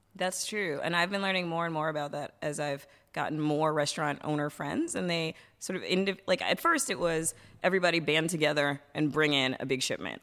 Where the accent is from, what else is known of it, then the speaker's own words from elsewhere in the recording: Washington, District of Columbia, United States; moved away as an adult; also born or lived in Vietnam; now in Bangkok, Thailand; I'm actually originally from Washington, D C